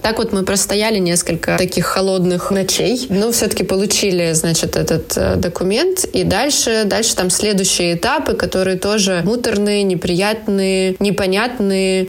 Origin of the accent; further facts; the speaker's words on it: Ukraine; moved away as an adult; now in Paris, France; мы уже собирались уезжать из Украины во Францию